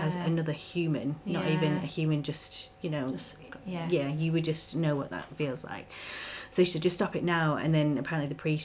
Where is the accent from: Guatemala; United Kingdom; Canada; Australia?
United Kingdom; Bolton-le-Sands, North West England; also born or lived in Peru; now in Morecambe, United Kingdom; I grew up in Bontley Sands